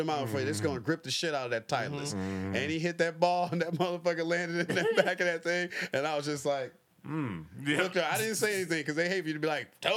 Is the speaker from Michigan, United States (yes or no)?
yes; Detroit, Michigan, United States; I'm from Detroit